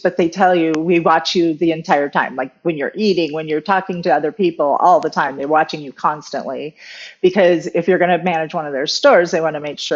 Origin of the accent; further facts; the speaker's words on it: Arizona, United States; also born or lived in Southern California / Phoenix; I'm from Arizona